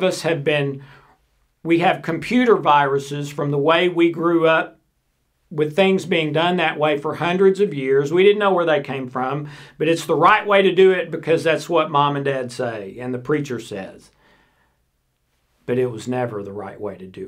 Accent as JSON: {"language": "English", "town": "South Pittsburg", "region": "Tennessee", "country": "United States", "tie": "born or raised there", "said": "this little 5,000 person town that I grew up in East Tennessee called South Pittsburgh"}